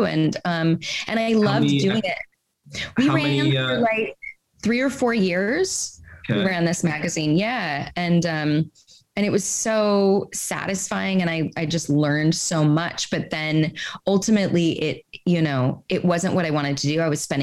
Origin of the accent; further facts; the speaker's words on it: Carlsbad, California, United States; also born or lived in Oceanside; I'm from Southern California, a little surf town.